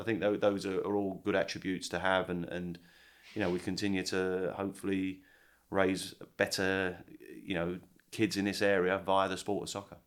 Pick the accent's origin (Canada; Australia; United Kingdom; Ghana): United Kingdom; England; now in Charleston, United States; growing up in England